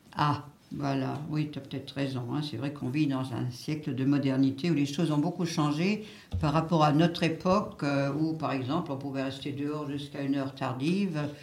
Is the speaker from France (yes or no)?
yes; Béning, Grand Est, France; mon village natal de Bénin